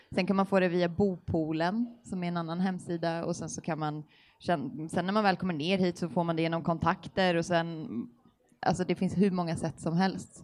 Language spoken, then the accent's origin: Swedish; Stockholm, Stockholm County, Sweden; moved away as an adult; also born or lived in Helsingborg; now in Lund, Sweden; jag kommer ursprungligen från Stockholm